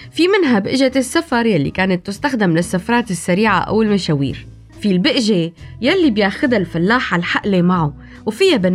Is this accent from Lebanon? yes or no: no; Syria; والحقيقة حياتنا كانت دائما كسوريين مليانة بالبأج والصرر عبر التاريخ